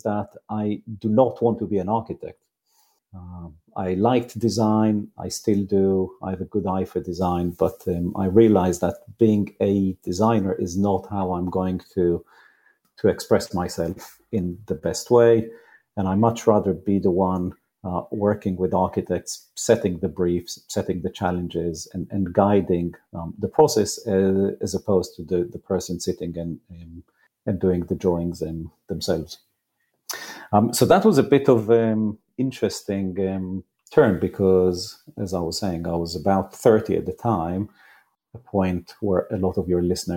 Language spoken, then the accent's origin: English; Israel; moved away; I grew up in Israel, I didn't go straight to university